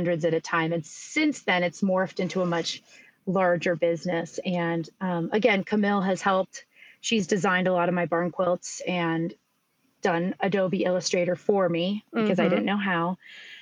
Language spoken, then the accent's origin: English; East Coast, United States; I grew up in the East Coast